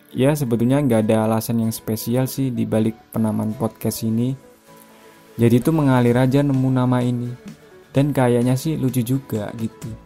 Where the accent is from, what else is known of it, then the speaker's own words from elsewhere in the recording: Malang, East Java, Indonesia; Ya betul sekali, aku dari Malang. Sekarang juga alhamdulillah masih tinggal di Malang.